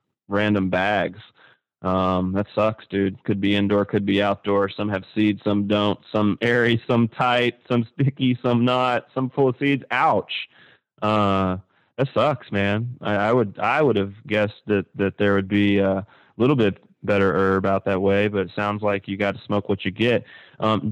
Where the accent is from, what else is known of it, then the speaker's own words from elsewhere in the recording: Kentucky, United States; moved away; I am from Kentucky. I mean, you know, shit. I was smoking by the time I was 2 years old. It's just a thing to do there